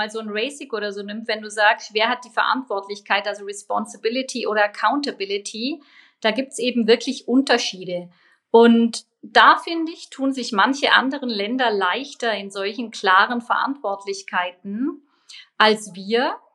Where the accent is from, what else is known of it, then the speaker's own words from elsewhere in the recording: Bavaria, Germany; Also als Allgäuerin natürlich Skifahren, was natürlich immer weniger geht.